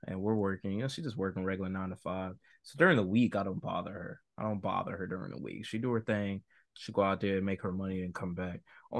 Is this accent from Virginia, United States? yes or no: yes; Virginia, United States; also born or lived in North Carolina; Remember, I'm from Virginia and North Carolina